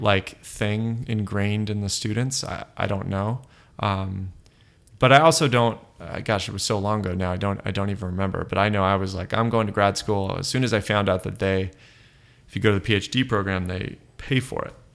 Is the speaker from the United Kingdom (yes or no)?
no; Los Angeles, California, United States; also born or lived in South Pasadena / Berkeley; now in San Francisco, United States; I grew up in Los Angeles proper, so sort of by Eagle Rock up in the hills there, and then we moved to South Pasadena